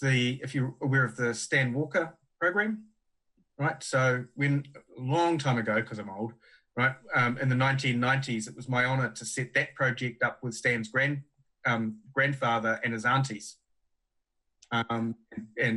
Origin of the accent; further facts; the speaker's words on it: Huntly, Waikato, New Zealand; also born or lived in Hamilton; I'm a Huntly boy. I grew up in Huntly and then moved to Norton and Hamilton